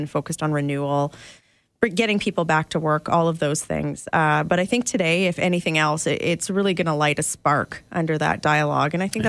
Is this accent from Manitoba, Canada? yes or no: yes; Manitoba, Canada; now in Alberta, Canada; as an Alberta voter, and an Albertan by choice. So I grew up in Manitoba